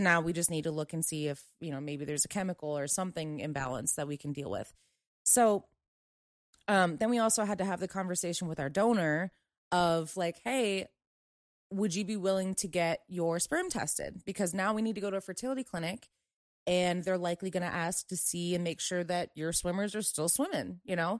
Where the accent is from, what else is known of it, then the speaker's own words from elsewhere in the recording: Maryland, United States; moved away; I'm from Maryland. I have family back there